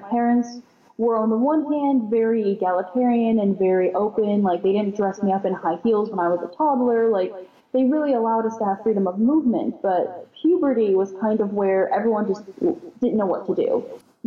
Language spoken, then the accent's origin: English; Houston, Texas, United States; I was raised in Houston, Texas